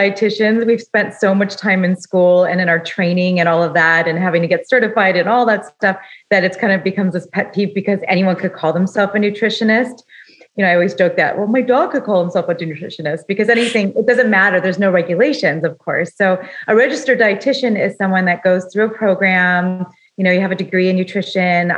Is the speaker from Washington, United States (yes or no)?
no; Los Angeles, California, United States; I grew up in Los Angeles